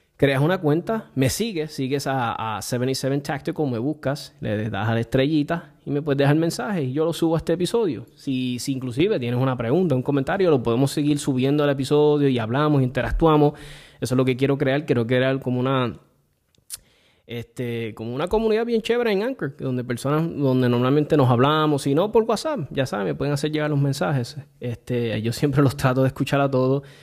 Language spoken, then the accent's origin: Spanish; Puerto Rico; desde que me crié en Puerto Rico, que vine de bien muchacho acá